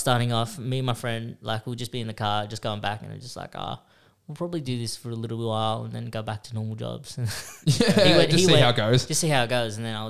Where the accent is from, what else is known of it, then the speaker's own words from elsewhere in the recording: Beveridge, Victoria, Australia; now in Braybrook, Australia; originally I'm from Beveridge. This is like New Wallen, Craigieburn. So it's 40, 50 minutes from the city.